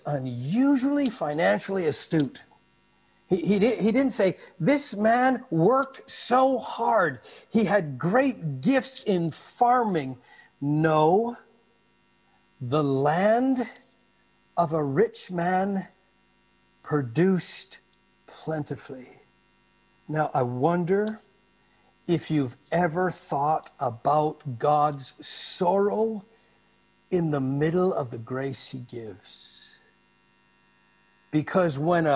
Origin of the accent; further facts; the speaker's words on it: Canada; moved away; also born or lived in Malacca; Growing up in Canada, I saw bumper stickers often with this on.